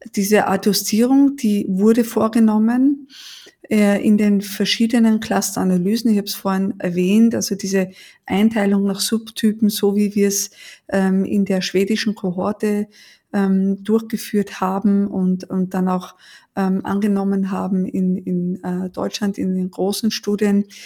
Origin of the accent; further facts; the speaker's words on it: Vienna, Austria; moved away as an adult; now in Heidelberg, Germany; Ich bin in Wien geboren und habe die ersten 30 Jahre da auch verbracht.